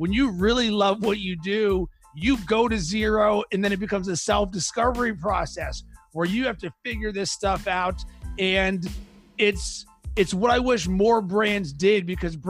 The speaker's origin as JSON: {"language": "English", "town": "Pittsburgh", "region": "Pennsylvania", "country": "United States", "tie": "born or raised there", "moved": "yes", "said": "I'm from Pittsburgh originally"}